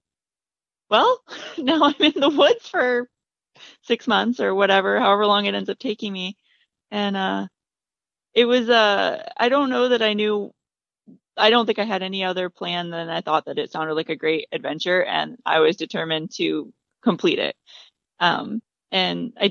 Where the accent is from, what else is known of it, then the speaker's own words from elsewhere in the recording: Michigan, United States; also born or lived in Indiana; My parents and I grew up in Michigan.